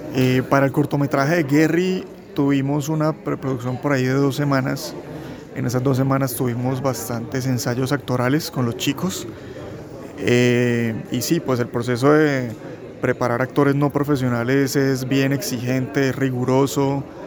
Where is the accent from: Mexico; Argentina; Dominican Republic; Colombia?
Colombia; Santander; somos realizadores santandereanos